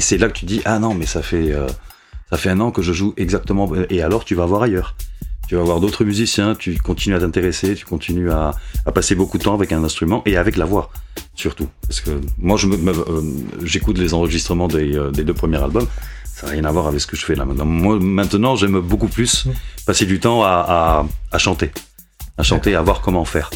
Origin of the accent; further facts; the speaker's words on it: Madrid, Community of Madrid, Spain; also born or lived in Bilbao; j'habite Madrid depuis que j'ai 4 ans.